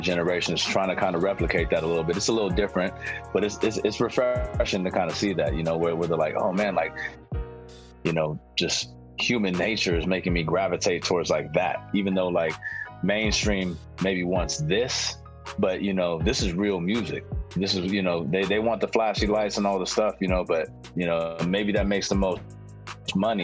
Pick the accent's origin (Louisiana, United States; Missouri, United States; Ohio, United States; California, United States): California, United States; San Francisco; now in Oakland, United States; I was from San Francisco